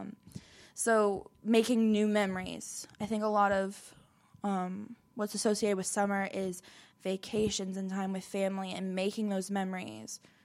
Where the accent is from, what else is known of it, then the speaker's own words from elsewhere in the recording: Orlando, Florida, United States; moved away as an adult; now in Chattanooga, United States; I was born in Orlando, Florida, but I moved to Chattanooga, Tennessee about six years ago